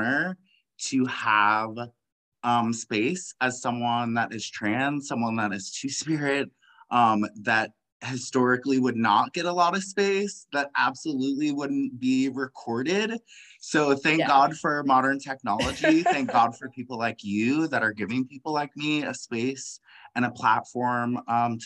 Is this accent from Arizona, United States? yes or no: no; Washington, District of Columbia, United States; now in Southern California, United States; I am originally from Washington, D.C. area. I currently live in Southern California.